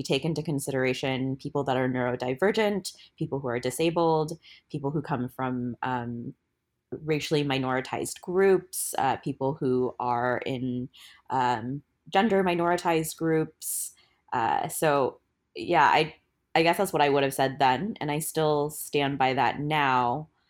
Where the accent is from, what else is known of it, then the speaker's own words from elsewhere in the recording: Portland, Oregon, United States; I use she, they pronouns. I am from Portland, Oregon